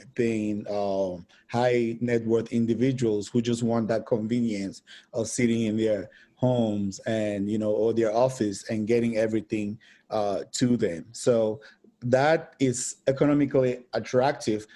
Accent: Cameroon; moved away as an adult; now in United States; I'm originally from Cameroon. So I moved to America about ten years ago

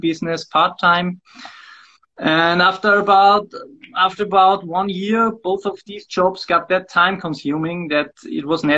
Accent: Wels, Upper Austria, Austria; now in Linz, Austria; I was born in Wels

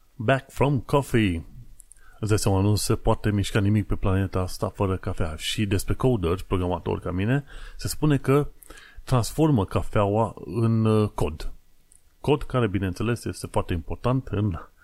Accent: Romania; now in London, United Kingdom

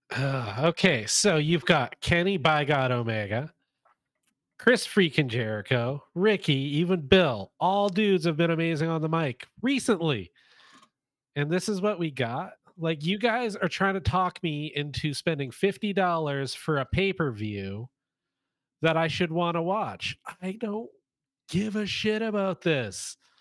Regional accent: Winnipeg, Manitoba, Canada; I'm from Winnipeg

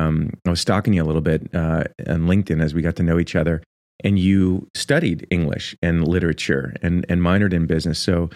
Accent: Port Washington, New York, United States; now in California, United States; I grew up in Port Washington, Long Island

